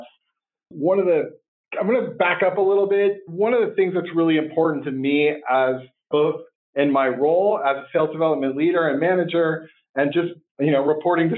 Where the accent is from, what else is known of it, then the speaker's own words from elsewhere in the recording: Santa Cruz, California, United States; also born or lived in Berkeley, California; I was born in Berkeley and raised in Santa Cruz